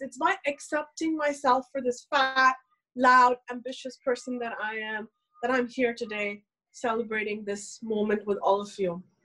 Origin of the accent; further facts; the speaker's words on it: India; English is a second language; I am somebody who's born and raised in India to a very, very conservative family